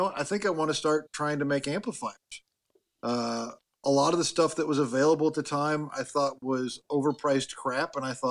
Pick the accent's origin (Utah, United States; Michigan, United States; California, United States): California, United States; Southern; I was born in 1972, born and raised in Southern California, had a lovely childhood